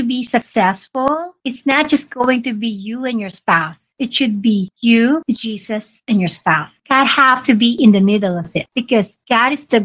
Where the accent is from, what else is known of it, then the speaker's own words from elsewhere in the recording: Philippines; moved away; we're from the Philippines